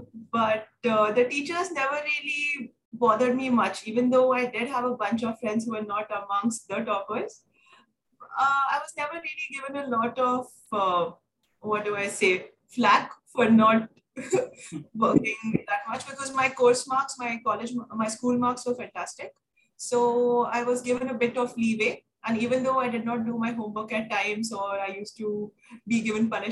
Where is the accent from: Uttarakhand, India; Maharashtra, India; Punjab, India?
Maharashtra, India; Mumbai; moved away as an adult; now in Delhi, India; I'm born and brought up in Mumbai, and I shifted to Delhi in February 2021